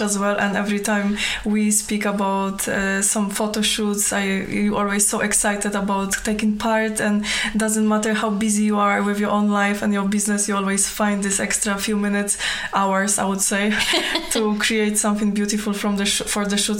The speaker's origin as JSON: {"language": "English", "country": "Poland", "tie": "born or raised there", "moved": "as an adult", "lives_now": "Falkirk, United Kingdom", "said": "although I was born in Poland, Scotland has been my home for 12 years now"}